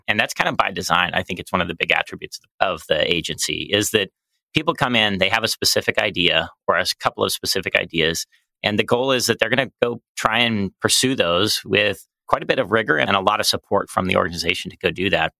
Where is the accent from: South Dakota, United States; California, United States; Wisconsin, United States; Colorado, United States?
Colorado, United States; Colorado Springs; moved away as an adult; I grew up in Colorado Springs